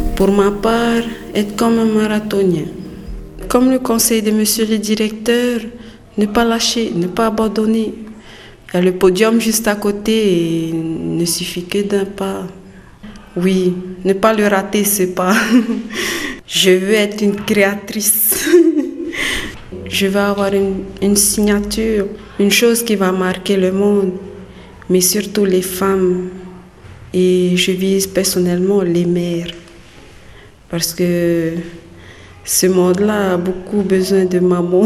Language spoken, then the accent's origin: French; Windward Islands, French Polynesia; moved away as an adult; now in Tahiti, French Polynesia; Je suis de Moria. Je suis arrivée ici le 9 mai de cette année